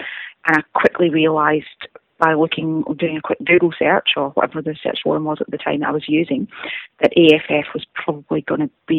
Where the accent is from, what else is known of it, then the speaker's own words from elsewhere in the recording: Scotland, United Kingdom; accent: Scottish; moved away; is about 21 miles outside of Glasgow, hence the accent. However, most people back home think that my accent has changed. Right. But I guess I'll always have a Scottish accent. So I moved here in 1998 for 12 months, and I never went home